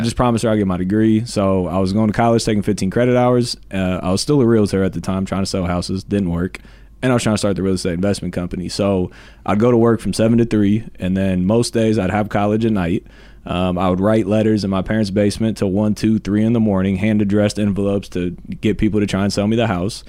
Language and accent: English; Columbus, Ohio, United States; I'm moving away from my hometown to go to Florida. I was thinking about doing this for years, but I was like, no, I gotta be in Columbus